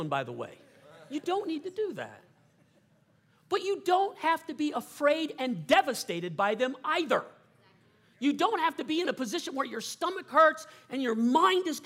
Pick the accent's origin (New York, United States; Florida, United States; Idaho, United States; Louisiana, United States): Louisiana, United States; South; I grew up in South Louisiana